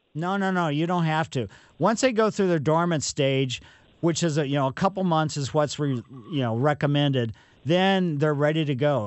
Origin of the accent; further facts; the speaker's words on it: Ellisville, Missouri, United States; I grew up on Maple Lane in Ellisville